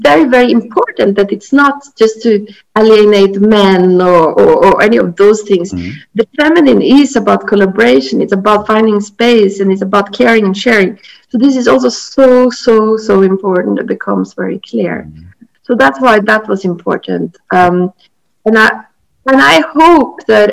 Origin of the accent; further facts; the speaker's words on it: Norway; moved away as an adult; also born or lived in Australia / Japan / Italy; I had left my home country, Norway, and I've been around the world